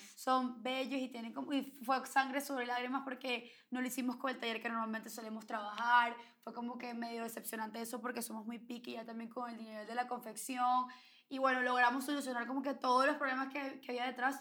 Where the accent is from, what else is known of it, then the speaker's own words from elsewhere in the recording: Venezuela; somos venezolanas